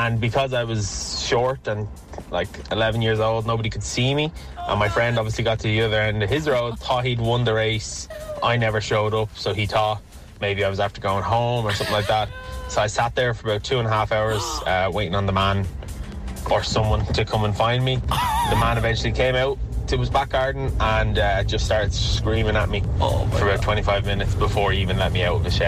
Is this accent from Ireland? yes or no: yes; Dublin, Leinster, Ireland; I grew up in Clondalkin